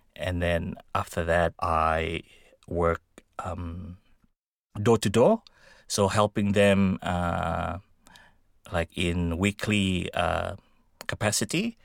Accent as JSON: {"language": "English", "country": "Indonesia", "moved": "yes", "lives_now": "Australia", "said": "I came from Indonesia."}